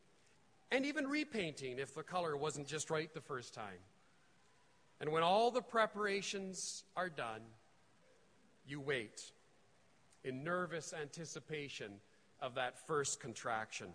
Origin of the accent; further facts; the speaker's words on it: Edmonton, Alberta, Canada; I'm from Edmonton